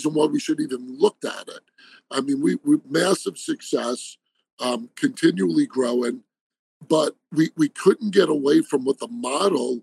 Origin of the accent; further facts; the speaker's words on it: New York, United States; moved away as an adult; now in Arizona, United States; I grew up in New York and moved out to Arizona end of 98